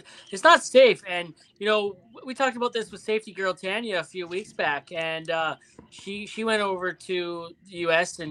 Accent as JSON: {"language": "English", "country": "Canada", "said": "I'm a Canadian guy"}